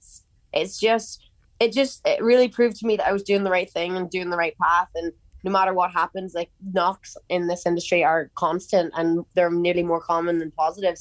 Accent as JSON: {"language": "English", "country": "Ireland"}